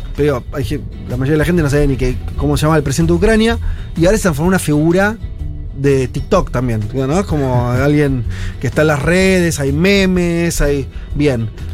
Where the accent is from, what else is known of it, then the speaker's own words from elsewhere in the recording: Argentina; nosotros como argentinos